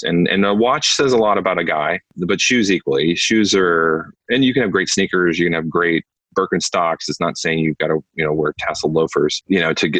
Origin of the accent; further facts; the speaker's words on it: Iowa, United States; moved away; also born or lived in New York; I grew up in Iowa.